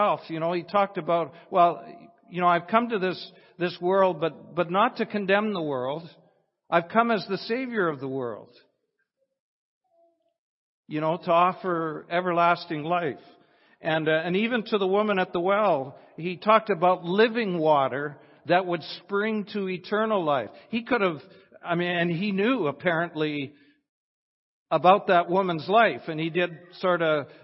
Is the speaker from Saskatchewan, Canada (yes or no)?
yes; Weyburn, Saskatchewan, Canada; I'm from Weyburn, Saskatchewan.